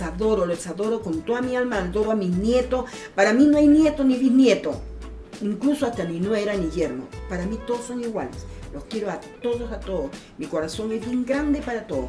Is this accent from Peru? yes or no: yes; Peru; moved away as an adult; also born or lived in Santiago, Chile; mi forma de hablar era pues notoria, que yo soy peruana